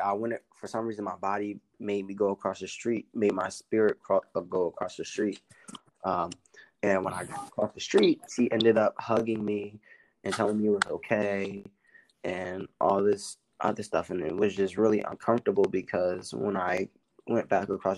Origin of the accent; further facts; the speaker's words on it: Philadelphia, Pennsylvania, United States; moved away as an adult; now in New Hampshire, United States; I'm a rapper from Philly